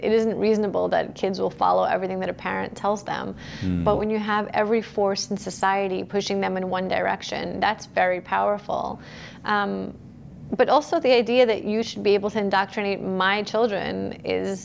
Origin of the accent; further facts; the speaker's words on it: New York City, New York, United States; moved away as an adult; also born or lived in Soviet Union; now in Florida, United States; I was born in the Soviet Union and I came to the U.S. as a small child. I wasn't quite two yet. I grew up in Brooklyn